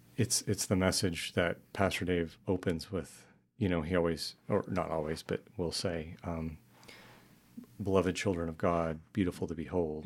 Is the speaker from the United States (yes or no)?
yes; New Mexico, United States; moved away as an adult; I grew up in New Mexico